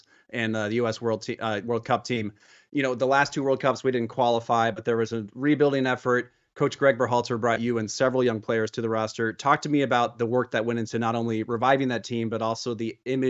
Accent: Kansas City, United States; I'm from Kansas City originally

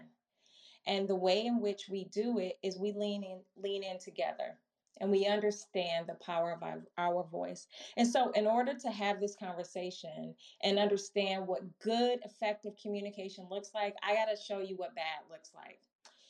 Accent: Milwaukee, Wisconsin, United States; also born or lived in Chicago, Illinois; now in Maryland, United States; born and raised in Milwaukee, Wisconsin, grew up in Chicago, went to undergrad and grad school in Chicago, and now live in the Maryland area

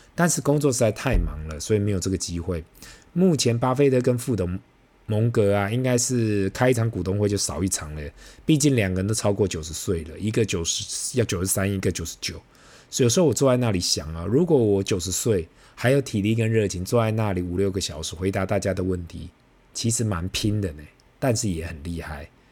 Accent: Taiwan; 对于我们台湾人来讲

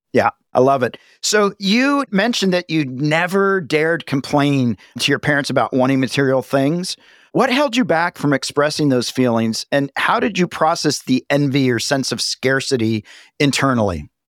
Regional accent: the South, United States; moved away; also born or lived in Los Angeles; I grew up in a small town in the South

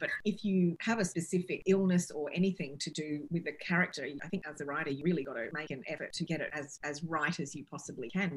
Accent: Australia; moved away as an adult; also born or lived in United Kingdom; I'm clearly Australian and I'm proud Australian, but I've lived between the two countries for a long time

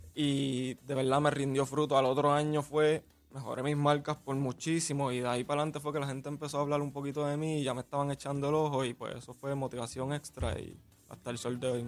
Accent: Puerto Rico; Como puertorriqueño

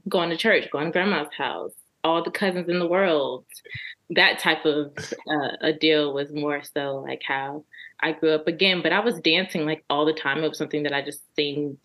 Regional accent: Richmond, Virginia, United States; moved away as an adult; now in DMV area, United States; I'm from Richmond, Virginia. Henrico County, to be exact

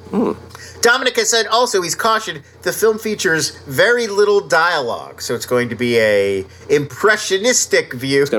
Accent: East Coast, United States; I grew up on the East Coast where we had Crazy Eddie, like in New Jersey

